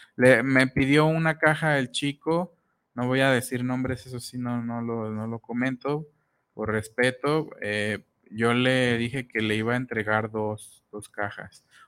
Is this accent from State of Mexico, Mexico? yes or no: yes; Huixquilucan, State of Mexico, Mexico; yo de Whisky Lucan